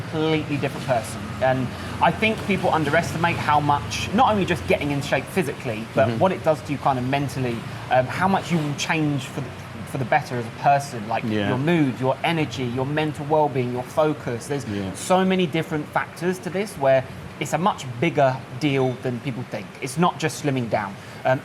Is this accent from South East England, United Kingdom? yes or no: yes; Kent, South East England, United Kingdom; moved away as an adult; now in Pattaya, Thailand; I'm from Kent, so southeast of the UK. I moved to Pattaya about 10 days ago.